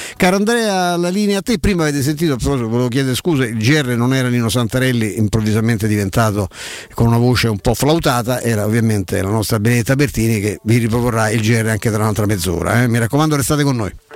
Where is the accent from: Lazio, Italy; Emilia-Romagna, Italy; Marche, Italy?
Lazio, Italy; Rome; sono cresciuto a Vigna Clara